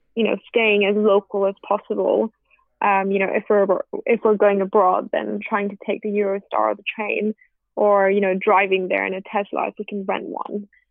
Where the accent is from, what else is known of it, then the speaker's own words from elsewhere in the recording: India; as an Indian